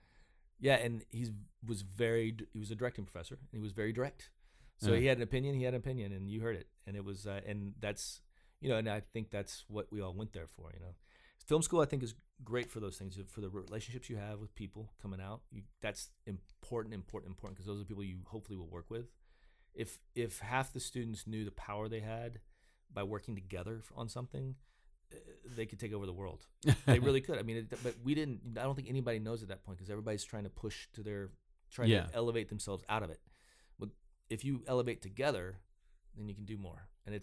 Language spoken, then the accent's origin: English; Georgia, United States; also born or lived in Arkansas; I grew up in Georgia and Arkansas and went to school in West Virginia.